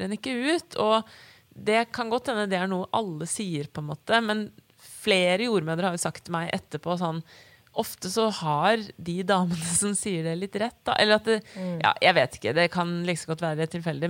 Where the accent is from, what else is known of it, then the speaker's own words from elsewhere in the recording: Bærum, Akershus, Norway; Og så ble jeg født på Bærum selv, og vi flytter til Asker om et år